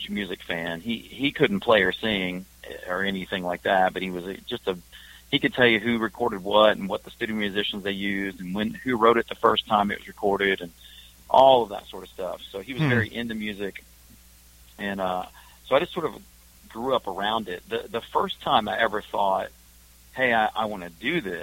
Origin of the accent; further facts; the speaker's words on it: Evansville, Indiana, United States; now in Nashville, United States; I grew up in Evansville, Indiana, which is a little southern town right on the Ohio River, right across from Kentucky.